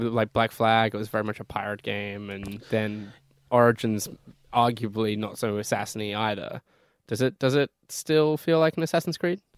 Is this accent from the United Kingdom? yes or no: yes; United Kingdom; moved away; my home country of the U K